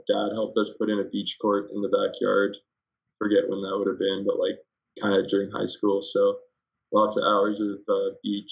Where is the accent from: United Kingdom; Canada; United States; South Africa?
Canada; Athabasca, Alberta; I'm from Athabasca, which is, like, a small town of about 3,000 people, and it's 2 hours north of Edmonton